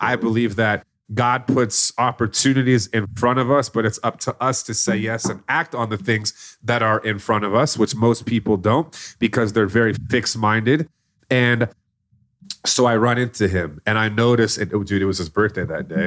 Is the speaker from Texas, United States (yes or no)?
yes; Plano, Texas, United States; I grew up in Plano, Texas